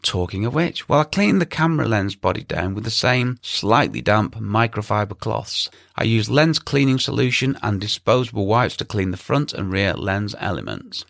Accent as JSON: {"language": "English", "region": "England", "country": "United Kingdom", "said": "me being English"}